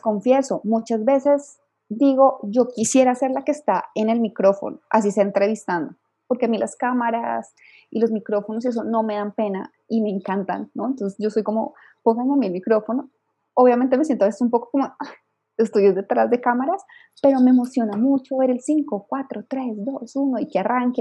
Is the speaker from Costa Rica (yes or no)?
no; Colombia; moved away as an adult; also born or lived in Bogotá, Colombia; now in Mexico City, Mexico; soy colombiana de nacimiento y mexicana de corazón.